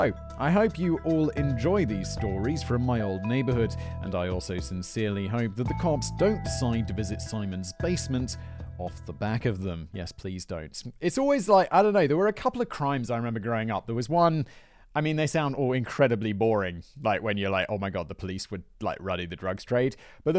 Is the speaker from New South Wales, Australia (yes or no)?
yes; Manly, New South Wales, Australia; I grew up in Manly, in the neighbourhood in question, and personally knew or know many of the main players.